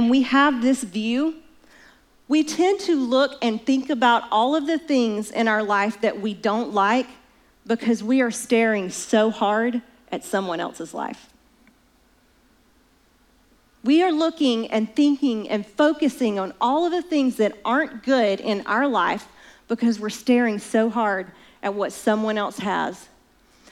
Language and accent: English; Alabama, United States; I'm from Alabama